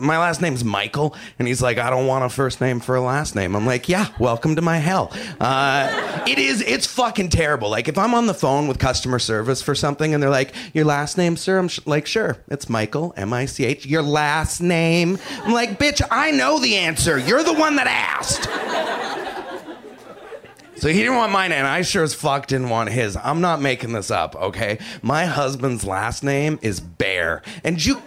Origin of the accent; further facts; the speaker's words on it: Canada; I'm Canadian